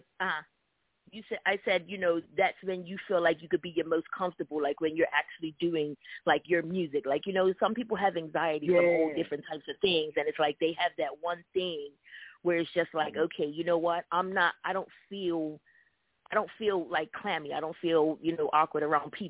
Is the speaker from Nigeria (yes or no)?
no; Bermuda; My mom is Jamaican, so I'm half Bermudian, half Jamaican